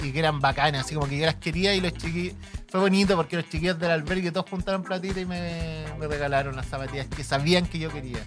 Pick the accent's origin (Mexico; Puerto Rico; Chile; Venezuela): Chile; southern Chile; now in Santiago, Chile; yo que soy